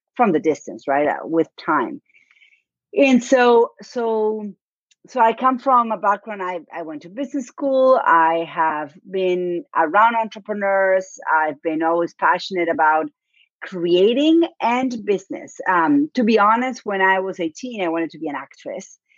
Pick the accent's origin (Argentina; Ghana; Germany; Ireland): Argentina; Buenos Aires; accent: Argentine; English is a second language; moved away as an adult; now in Dartmouth, United States; my accent is from argentina i was born and raised in buenos aires